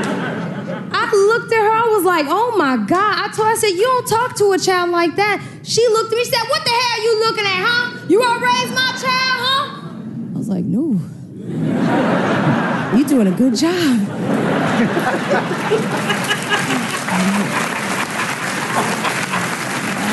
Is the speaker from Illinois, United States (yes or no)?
yes; Chicago, Illinois, United States; I grew up in Chicago.